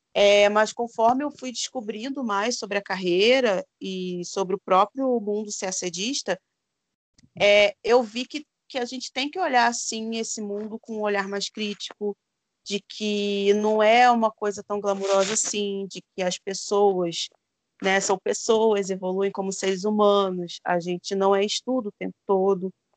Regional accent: Rio de Janeiro, Brazil; moved away as an adult; now in Minas Gerais, Brazil; Eu venho da periferia do Rio de Janeiro

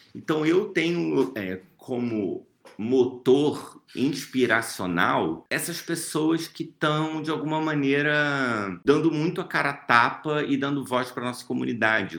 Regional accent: Rio de Janeiro, Brazil; eu falo aqui do Rio de Janeiro, sou carioca

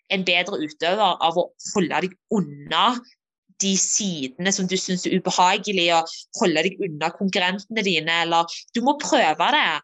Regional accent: Norway; moved away; also born or lived in Denmark; når jeg var hjemme i Norge som junior

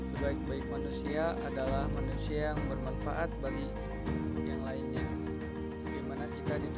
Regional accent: Bandung, West Java, Indonesia; Asal dari Bandung, usia 18 tahun

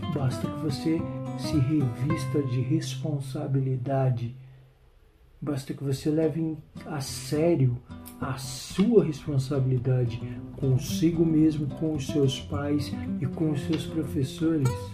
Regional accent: Brazil; accent: Brazilian; se formos falar, por exemplo, em inglês, na Inglaterra ou nos Estados Unidos ou no Canadá, nós o faremos com o sotaque brasileiro

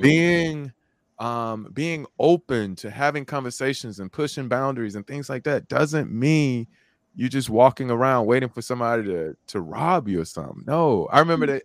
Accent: Birmingham, Alabama, United States; growing up in Birmingham, Alabama

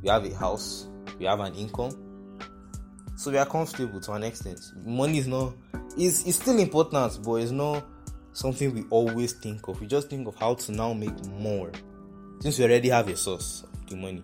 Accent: Nigeria; I'm Nigerian, rather, I stay in Nigeria

